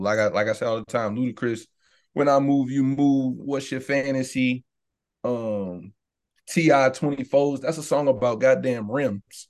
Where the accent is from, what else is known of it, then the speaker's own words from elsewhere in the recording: Savannah, Georgia, United States; I'm from the South